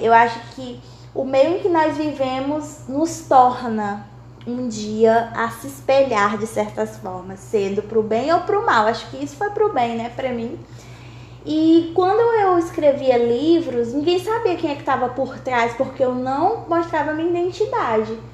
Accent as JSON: {"language": "Portuguese", "town": "Dom Pedro", "region": "Maranhão", "country": "Brazil", "tie": "born or raised there", "moved": "as an adult", "lives_now": "Teresina, Brazil", "said": "sou natural do Maranhão, de Dom Pedro Maranhão, porém atualmente por causa de estudos estou em Teresina, no Piauí"}